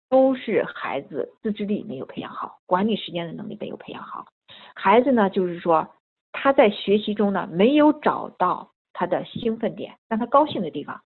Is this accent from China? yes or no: yes; China